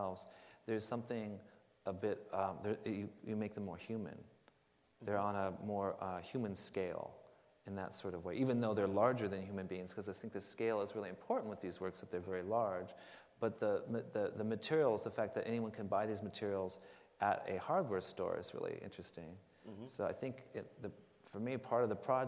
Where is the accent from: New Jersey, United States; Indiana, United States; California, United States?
California, United States; Los Angeles; I was born in Los Angeles